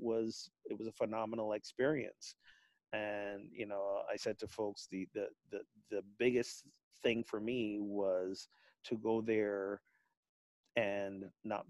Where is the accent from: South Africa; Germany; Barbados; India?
Barbados; moved away; my home country of Barbados